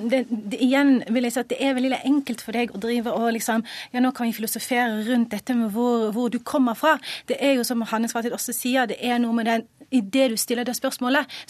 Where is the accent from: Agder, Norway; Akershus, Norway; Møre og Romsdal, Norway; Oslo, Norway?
Agder, Norway; Flekkefjord; Ja, jeg kommer fra Flekkefjord, så, så stopper vanligvis ikke samtalen der.